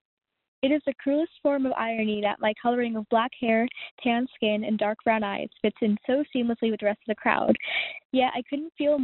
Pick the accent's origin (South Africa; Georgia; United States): United States; my very American roots and upbringing